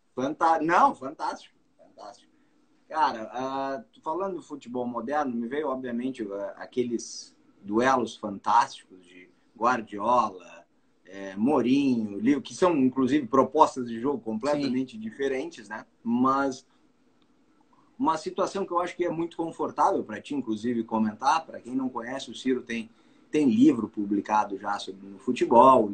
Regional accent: Bagé, Rio Grande do Sul, Brazil; da minha terra

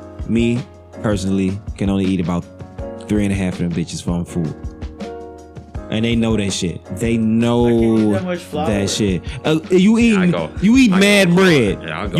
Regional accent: Detroit, Michigan, United States; I'm from Detroit

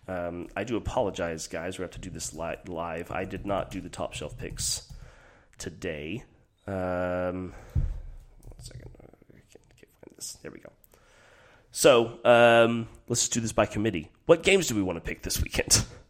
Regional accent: United States

